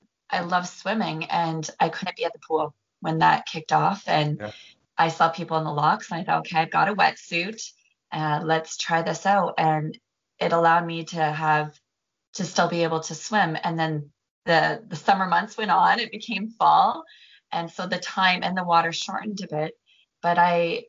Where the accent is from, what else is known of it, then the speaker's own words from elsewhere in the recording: Lake St. Clair, Ontario, Canada; now in Scotland, United Kingdom; I grew up on a lake, a little lake called Lake St. Clair in Canada, and I grew up boating and skiing and wakeboarding.